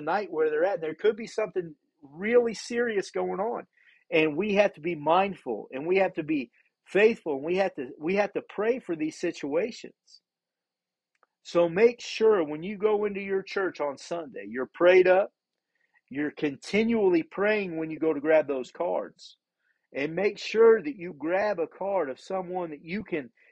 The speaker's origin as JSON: {"language": "English", "region": "Indiana", "country": "United States", "moved": "as an adult", "lives_now": "Papua New Guinea", "said": "We're 15 hours ahead of where we're from. We're from Indiana, and we're in PNG"}